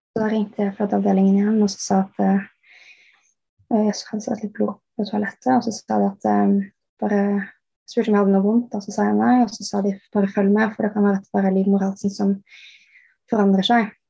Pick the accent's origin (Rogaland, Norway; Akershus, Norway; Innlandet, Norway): Akershus, Norway; Bærum; moved away as an adult; now in England, United Kingdom; jeg er oppvokst i Bærum. Men eh, nå bor jeg i England